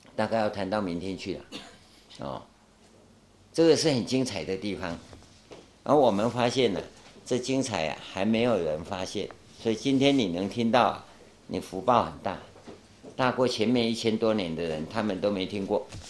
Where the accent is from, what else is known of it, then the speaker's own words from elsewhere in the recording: Taiwan; first language Taiwanese Hokkien; Chinese is a second language; 我们在台湾啊，那时候台湾刚光复啊，教我们讲国语啊